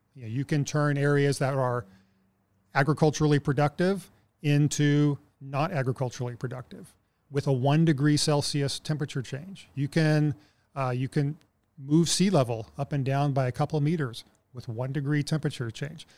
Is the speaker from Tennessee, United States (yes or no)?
no; Texas, United States; moved away as an adult; now in Anchorage, United States; I'm originally from Texas, but I've been here for about seventeen years now